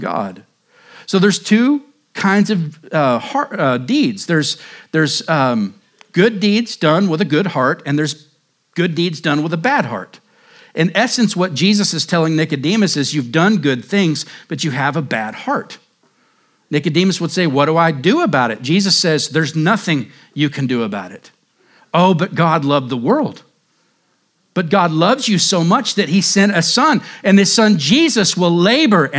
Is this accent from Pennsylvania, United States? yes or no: no; Cherokee County and Mayes County, Oklahoma, United States; now in Surprise, United States; growing up in Cherokee County and Mace County, different places in Oklahoma